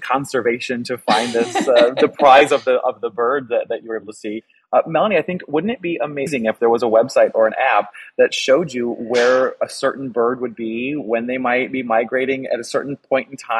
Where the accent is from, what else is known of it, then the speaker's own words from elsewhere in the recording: Northwestern Illinois, United States; moved away; I'm originally from Northwestern Illinois.